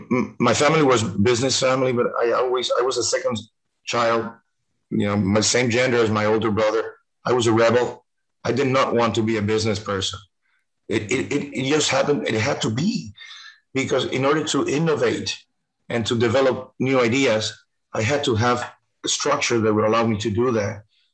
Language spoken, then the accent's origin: English; Cuba; born there; English is a second language; moved away; I was born in Cuba. In 1957, 2 years before this terrible government came in, and my family had to leave.